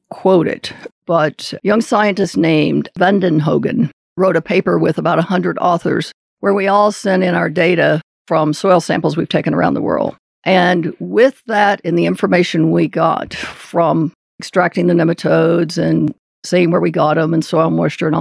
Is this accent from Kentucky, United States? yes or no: yes; Kentucky, United States; I grew up in Kentucky